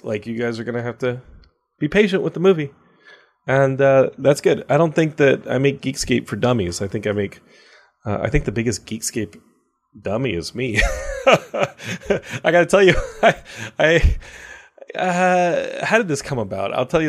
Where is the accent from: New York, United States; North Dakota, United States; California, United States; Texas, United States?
Texas, United States; Austin; I grew up in Austin.